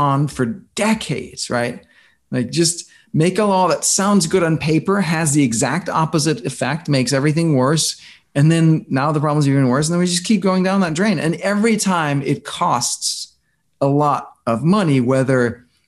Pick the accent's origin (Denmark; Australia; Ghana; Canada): Denmark; moved away as an adult; also born or lived in New York; I grew up in Denmark